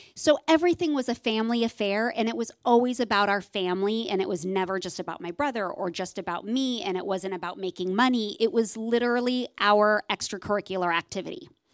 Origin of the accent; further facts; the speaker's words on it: Southern California, United States; I grew up here in Southern California